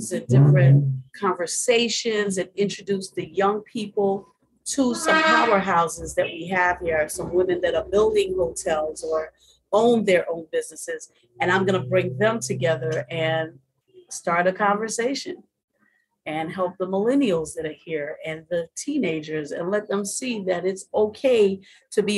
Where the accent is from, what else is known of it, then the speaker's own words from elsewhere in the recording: United States; moved away; being an American here